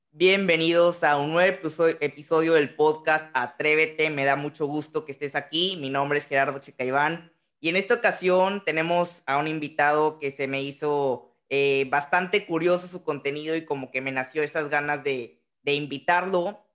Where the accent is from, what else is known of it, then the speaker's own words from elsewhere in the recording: Tampico, Tamaulipas, Mexico; Yo soy de, Tamaulipas, entonces somos, ah. estamos colindando en, en estados de Tampico